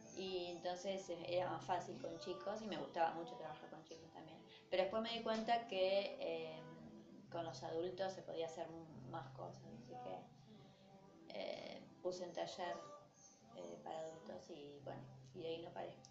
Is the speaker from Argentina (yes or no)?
yes; Rosario, Santa Fe, Argentina; las dos somos de Fisherton